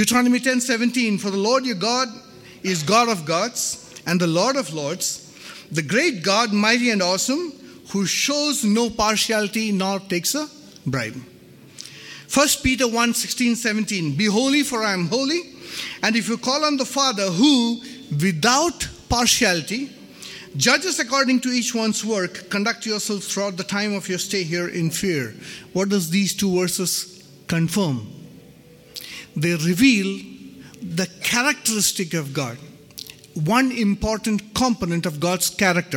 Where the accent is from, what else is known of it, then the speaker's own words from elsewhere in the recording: Ranchi, Jharkhand, India; I was born and brought up in Ranchi